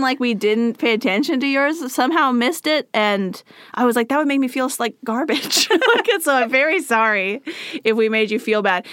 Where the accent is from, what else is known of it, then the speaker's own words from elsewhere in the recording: the Northwest, Pacific Northwest, United States; first language English; we're from the Northwest.